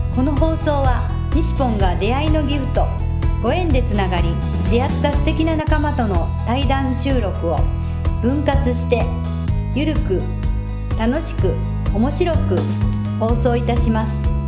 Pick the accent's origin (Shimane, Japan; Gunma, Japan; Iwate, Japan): Shimane, Japan; Izumo; 出雲大社の1の鳥居から2の鳥居までの間 の神門通り沿いに私の実家があります